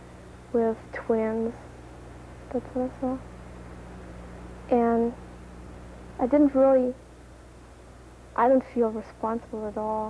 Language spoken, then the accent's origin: English; Germany; I'm from Germany, and I'm 17 years old. I live in a village of 3,000 or 4,000 people.